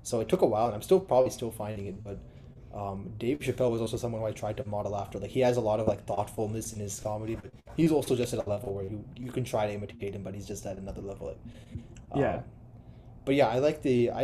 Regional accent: New Jersey, United States; moved away; also born or lived in Los Angeles; I grew up like in New Jersey.

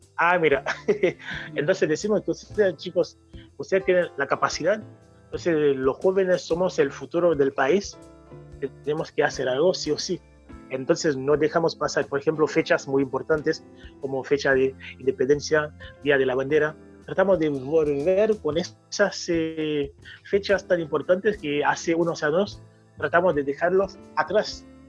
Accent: Haiti; Spanish is a second language; now in Rosario, Argentina; soy haitiano, por digo siempre eh, haitiano 100%

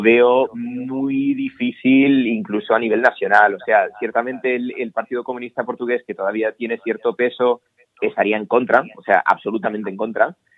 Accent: Pamplona, Navarre, Spain; moved away; also born or lived in Lisbon; yo nací en Pamplona

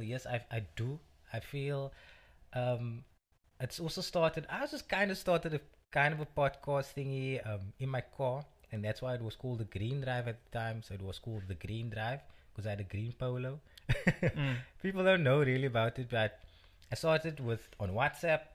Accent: Cape Town, Western Cape, South Africa; also born or lived in Belhar; Born and bred in Bishop Lavers, live in Bavel at the moment.

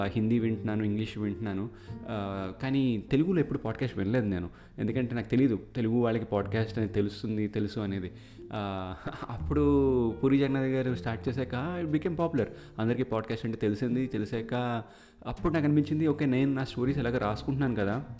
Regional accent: India; moved away as an adult; now in Canada; మేమిద్దరం ఇండియాలో పుట్టి పెరిగాం కాబట్టి అక్కడే మేము ఆ స్కూలింగ్ అంతా అయ్యింది

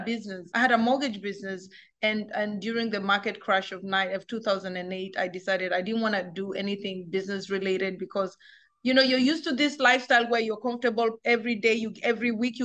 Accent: Kenya; moved away as an adult; also born or lived in Germany; now in United States; I grew up in Kenya. I spent 18 years of my life in Africa

